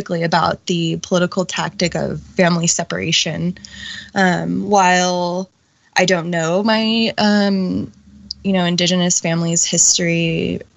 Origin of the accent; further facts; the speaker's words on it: United States; she had me on the U.S. side of the U.S.-Mexico border so I could be an American